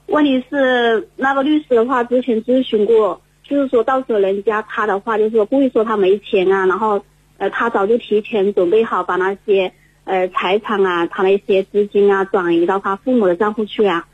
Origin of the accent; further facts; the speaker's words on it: Hengyang, Hunan, China; 我来自湖南衡阳，湖南衡阳的